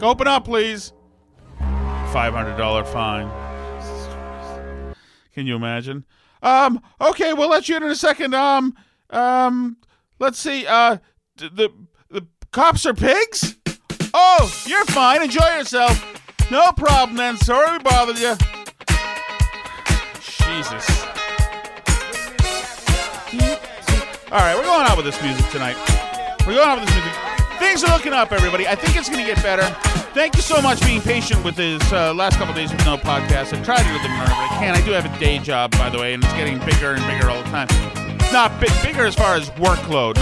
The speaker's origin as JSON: {"language": "English", "region": "England", "country": "United Kingdom", "moved": "yes", "said": "I'm English."}